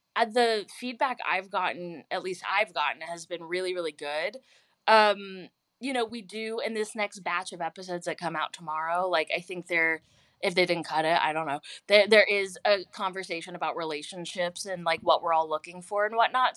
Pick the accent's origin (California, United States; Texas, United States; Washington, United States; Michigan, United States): Texas, United States; Houston; now in Los Angeles, United States; I'm from Houston